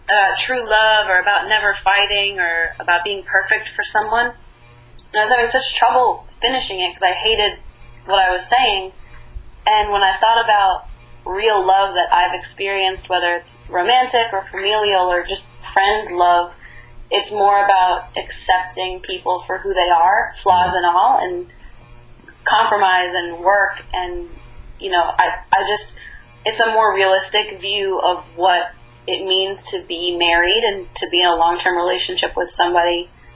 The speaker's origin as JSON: {"language": "English", "region": "Northeast", "country": "United States", "tie": "born or raised there", "said": "I grew up in the Northeast, and I didn't grow up with country music, so it's not really my influence."}